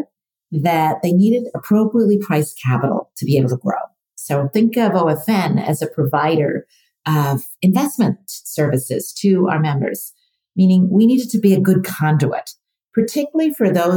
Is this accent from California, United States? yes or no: no; Oregon, United States; moved away; I grew up in Oregon, so very rural state